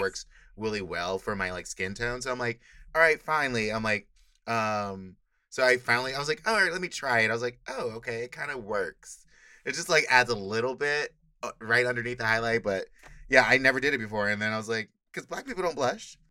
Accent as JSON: {"language": "English", "town": "Inglewood", "region": "California", "country": "United States", "moved": "as an adult", "lives_now": "San Francisco, United States", "said": "I'm from Inglewood"}